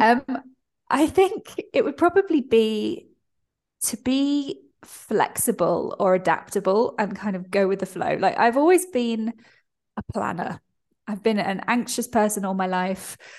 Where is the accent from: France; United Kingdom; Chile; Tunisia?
United Kingdom; I'm British